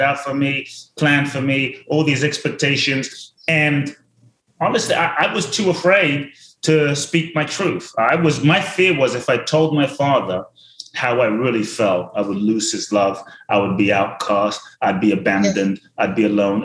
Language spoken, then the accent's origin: English; London, United Kingdom; also born or lived in Ghana; now in Los Angeles, United States; I grew up in London